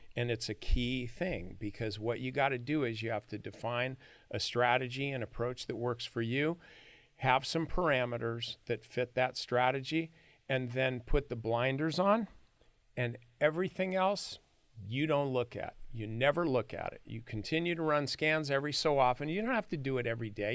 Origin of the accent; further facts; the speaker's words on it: San Joaquin Valley, California, United States; I grew up in the San Joaquin Valley